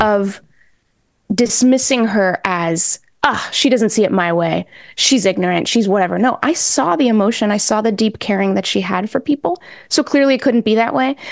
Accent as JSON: {"language": "English", "region": "New England", "country": "United States", "tie": "born or raised there", "also_born_or_lived": "Mexico", "said": "So my parents and I are Mexican immigrants. Um, we came over when I was, like, six, Mm-hmm. and I grew up in New England"}